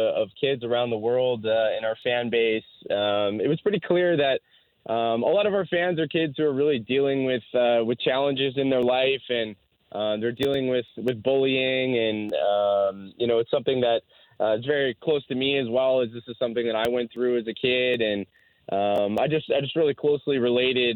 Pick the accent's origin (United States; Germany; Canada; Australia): Canada; being Canadian